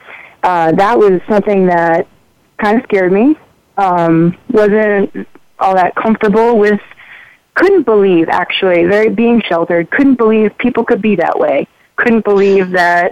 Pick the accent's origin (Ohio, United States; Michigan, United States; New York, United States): New York, United States; Long Island; now in Portland, United States; I grew up in New York on Long Island